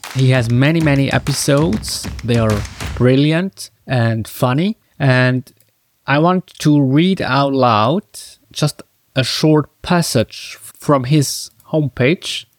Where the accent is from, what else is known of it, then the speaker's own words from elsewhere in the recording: Switzerland; English is a second language; I come from Switzerland